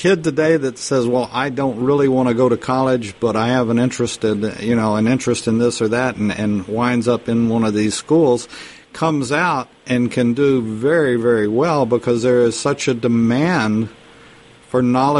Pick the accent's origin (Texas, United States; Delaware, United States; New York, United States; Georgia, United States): Texas, United States; being a poor boy from Texas